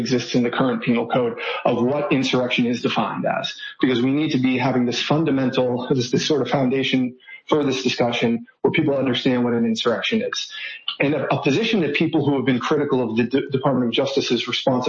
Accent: Boston, Massachusetts, United States; moved away as an adult; now in Austin, United States; I moved to Austin in 2014, and I was, from the Northeast. I'm from the Boston area

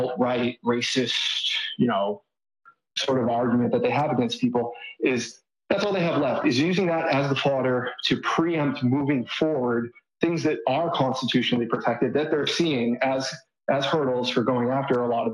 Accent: Boston, Massachusetts, United States; moved away as an adult; now in Austin, United States; I'm from the Northeast. I'm from the Boston area

